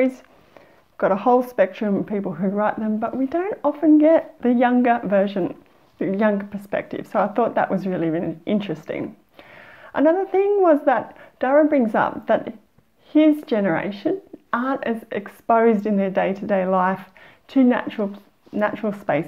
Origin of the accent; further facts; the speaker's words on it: Australia; as Australian